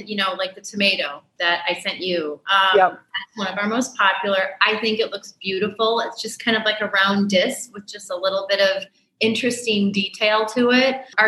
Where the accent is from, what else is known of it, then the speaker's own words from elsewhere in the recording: St. Paul, Minnesota, United States; moved away as an adult; I grew up in St. Paul, Minnesota.